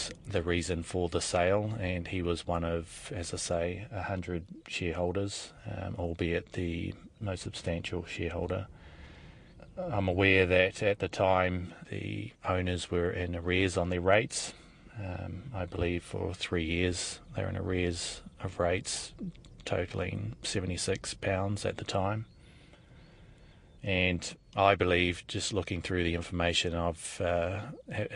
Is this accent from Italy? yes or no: no; Hikurangi, Northland, New Zealand; moved away as an adult; also born or lived in Hong Kong / Singapore / London; I grew up in Hikurangi and Whakapara, Puhi Puhi